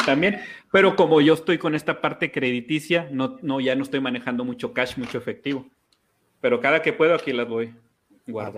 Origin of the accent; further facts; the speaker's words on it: Mexico; soy mexicano